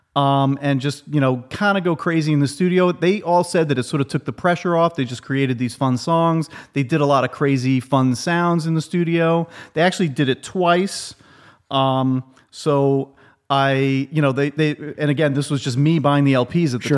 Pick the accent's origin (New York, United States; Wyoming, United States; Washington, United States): New York, United States; New York City; I'm from Queens